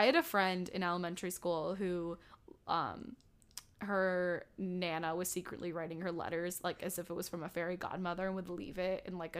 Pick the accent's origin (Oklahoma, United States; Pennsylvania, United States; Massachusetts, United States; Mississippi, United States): Pennsylvania, United States; born or raised there